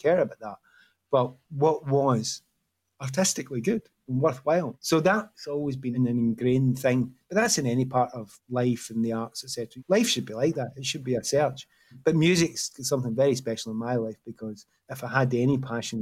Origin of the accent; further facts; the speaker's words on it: Glasgow, Scotland, United Kingdom; moved away as an adult; also born or lived in London; growing up in Glasgow